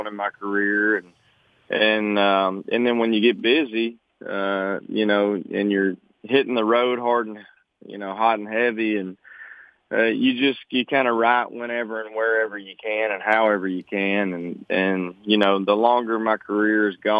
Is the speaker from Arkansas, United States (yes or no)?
yes; Arkansas, United States; where I grew up in Arkansas